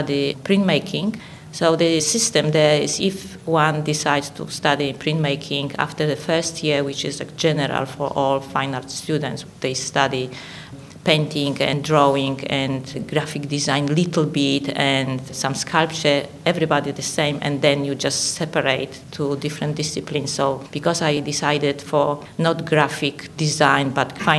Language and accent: English; Poland; English is a second language; moved away as an adult; now in Australia; I was born and educated in Poland